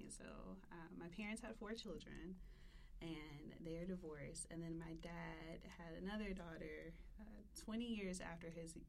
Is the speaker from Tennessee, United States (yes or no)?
yes; Memphis, Tennessee, United States; moved away as an adult; I'm from Cordova by ways of Westwood. So I started off in Westwood.